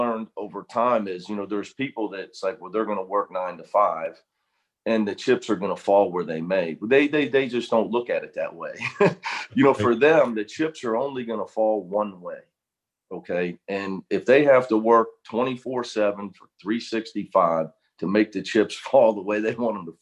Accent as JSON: {"language": "English", "town": "Cincinnati", "region": "Ohio", "country": "United States", "tie": "born or raised there", "moved": "as an adult", "lives_now": "Los Angeles, United States", "said": "I just felt I needed to leave Cincinnati. You know, having never been out of my hometown, I was getting near 30 years old"}